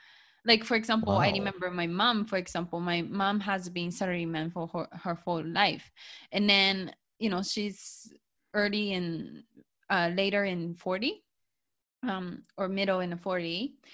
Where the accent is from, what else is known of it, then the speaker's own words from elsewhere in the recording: Japan; English is a second language; growing up in Japanese education system, like opinion is never asked.